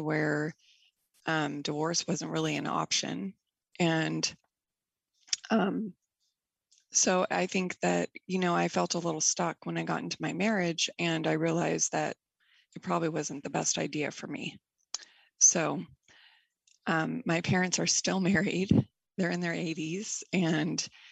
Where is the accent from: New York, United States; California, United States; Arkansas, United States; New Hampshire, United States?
California, United States; Bay Area; I grew up in the Bay Area in California